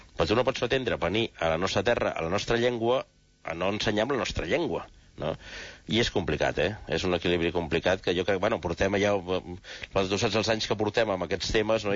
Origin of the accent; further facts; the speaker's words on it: Catalonia, Spain; first language Catalan; nosaltres parlem català perquè som catalans i és la nostra cultura